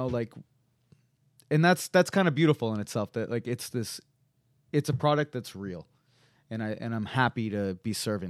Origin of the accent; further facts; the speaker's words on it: Stoneham, Massachusetts, United States; Yeah, I grew up in Stoneham, Mass, which is just about 10 miles north of Boston.